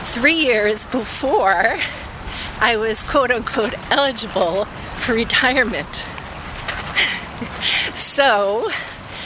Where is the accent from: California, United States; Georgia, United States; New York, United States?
New York, United States; not far from Rye; now in Brookline, Massachusetts, United States; I grew up in New York